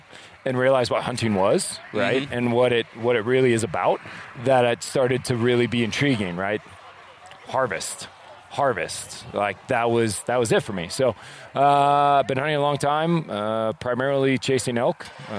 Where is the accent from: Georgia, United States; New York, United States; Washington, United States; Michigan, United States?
New York, United States; Adirondacks, upstate; moved away as an adult; now in Montana, United States; growing up in New York, it was hard to find anyone to go hiking with, even though we lived in the Adirondacks. Like I was at the foot of the Adirondacks, beautiful mountains.